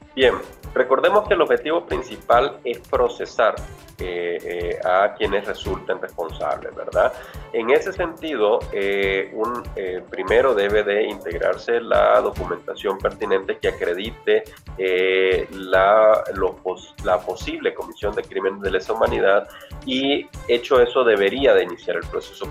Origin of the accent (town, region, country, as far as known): Nicaragua